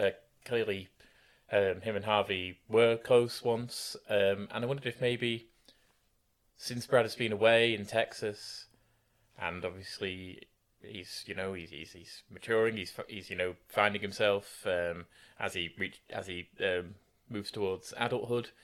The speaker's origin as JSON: {"language": "English", "country": "United Kingdom"}